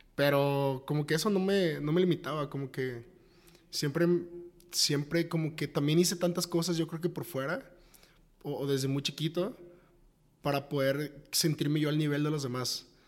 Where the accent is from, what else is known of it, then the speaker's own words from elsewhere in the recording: Tepic, Nayarit, Mexico; now in Guadalajara, Mexico; soy de Tepic, de Tepic Nayarit, luego venirme a Guadalajara, muy foráneo